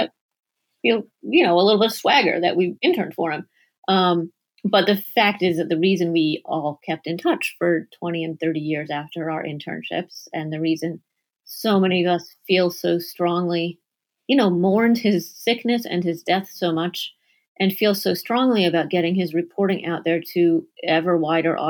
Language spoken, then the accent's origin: English; Springfield, Massachusetts, United States; moved away as an adult; also born or lived in New York City; I'd worked for my hometown newspaper, Newhouse Newspaper in Springfield, Massachusetts